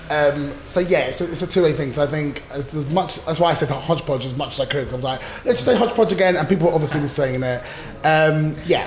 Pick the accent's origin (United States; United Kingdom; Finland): United Kingdom; we're British.